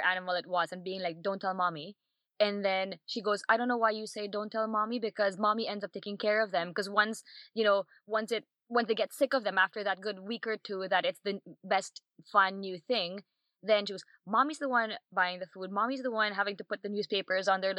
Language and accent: English; Philippines; moved away as an adult; also born or lived in Barcelona; now in London, United Kingdom; born and raised in the Philippines, spent most of my life there